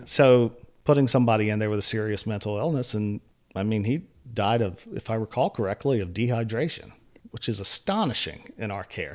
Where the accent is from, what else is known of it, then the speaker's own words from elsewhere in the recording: Elizabeth City, North Carolina, United States; I grew up in Elizabeth City, which is out in northeastern North Carolina.